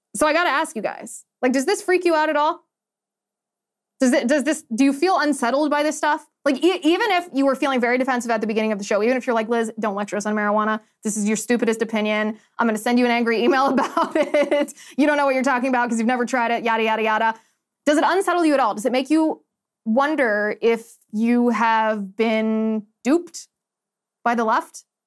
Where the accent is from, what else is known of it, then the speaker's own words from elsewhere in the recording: United States; we as the American people